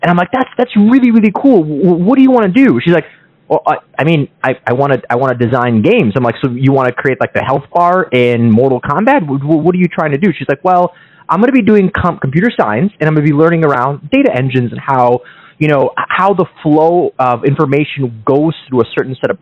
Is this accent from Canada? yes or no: no; Kyiv, Ukraine; now in United States; I was born in Kiev, Ukraine, and we came to the States in the early 90s